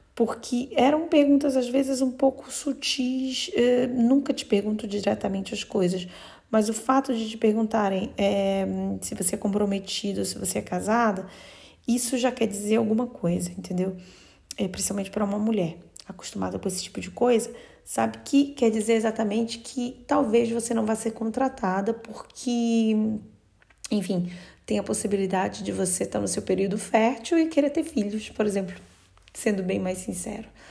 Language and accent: Portuguese; North Region, Brazil; now in Bologna, Italy; no norte do Brasil, de onde eu venho